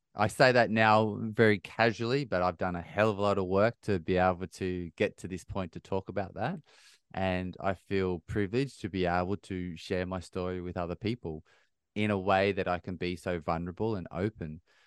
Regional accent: Bathurst, New South Wales, Australia; now in United Kingdom; I grew up in a small country town, three and a half hours northwest of Sydney in Australia, little town called Bathurst

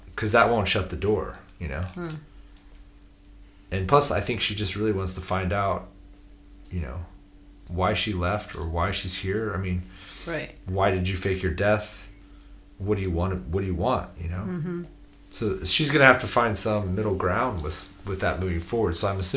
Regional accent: United States; I'm American

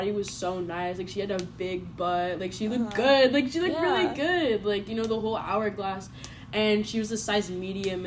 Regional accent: Spokane, Washington, United States; I'm from Spokane, Washington

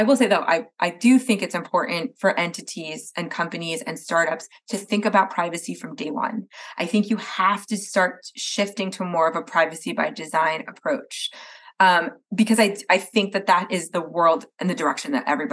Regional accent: New Jersey, United States; moved away; I'm from Jersey originally

